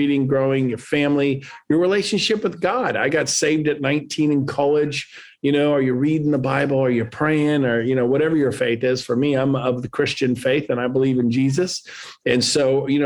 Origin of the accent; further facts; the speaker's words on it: Northern California, United States; also born or lived in San Diego, California; Moved up to Northern California